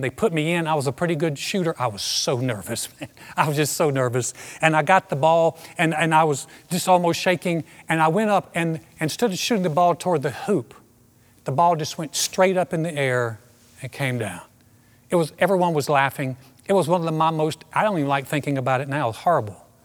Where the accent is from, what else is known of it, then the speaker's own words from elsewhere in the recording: United States; I so identified in that dark time with being an American